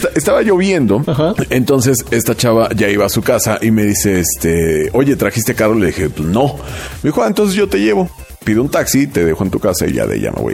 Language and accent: Spanish; Mexico; como ese buen espíritu mexa, ¿no? Que siempre nos ha caracterizado